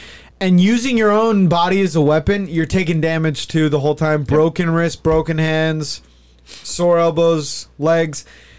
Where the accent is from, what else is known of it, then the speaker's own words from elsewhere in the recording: United States; Unabashedly an American... I am American.